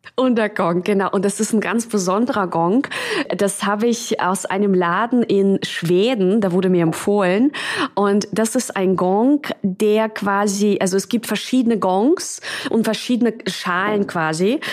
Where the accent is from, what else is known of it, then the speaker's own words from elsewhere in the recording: Russia; moved away; also born or lived in Czech Republic / London / Munich; Also ich bin ja in, in Tschechien geboren und in Russland aufgewachsen.